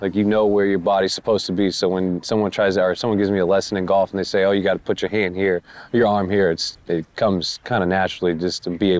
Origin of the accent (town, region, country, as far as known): Sacramento, California, United States